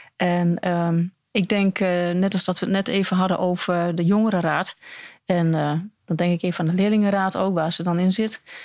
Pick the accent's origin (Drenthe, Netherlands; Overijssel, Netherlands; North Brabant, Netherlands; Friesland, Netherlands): Overijssel, Netherlands; Almelo; also born or lived in Hengelo; ik ben opgegroeid in Almelo